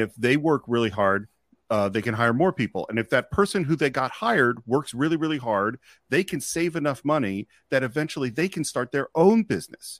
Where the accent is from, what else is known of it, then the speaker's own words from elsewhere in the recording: Marin County, California, United States; I grew up in Marin County